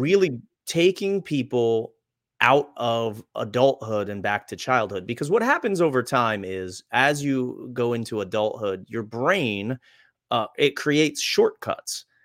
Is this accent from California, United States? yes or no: no; Reading, Pennsylvania, United States; I grew up in Redding, Pennsylvania